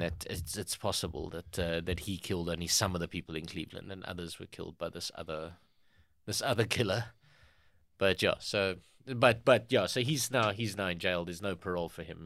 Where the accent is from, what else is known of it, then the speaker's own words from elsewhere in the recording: South Africa; we as the South African public